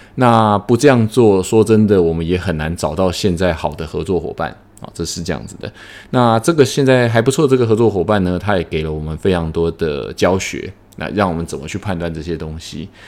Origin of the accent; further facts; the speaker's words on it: Taiwan; now in Indonesia; 我们台湾人可能就是做小本生意